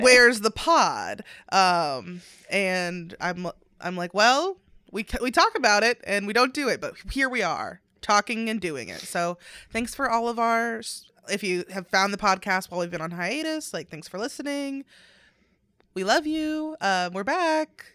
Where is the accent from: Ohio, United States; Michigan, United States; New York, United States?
Ohio, United States; Northern; moved away; we are both from North Ohio